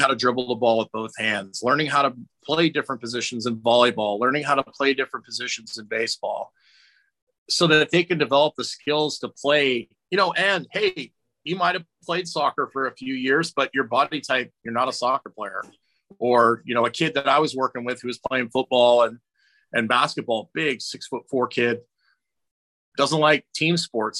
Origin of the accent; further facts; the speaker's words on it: Scotland, United Kingdom; I'm Scottish